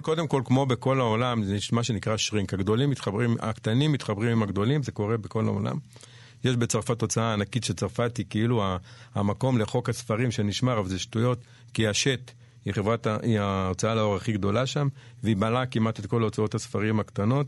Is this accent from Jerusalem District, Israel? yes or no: yes; Jerusalem, Jerusalem District, Israel; also born or lived in Panama / New York; נולדתי בנחלאות בירושלים